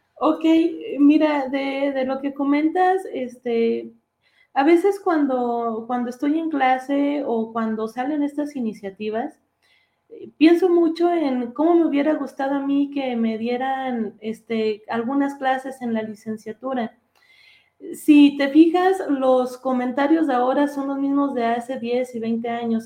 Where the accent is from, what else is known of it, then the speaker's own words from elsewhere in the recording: Durango, Mexico; moved away as an adult; now in Mexico City, Mexico; yo soy de Durango. Y ahí en Durango hice mi licenciatura en economía.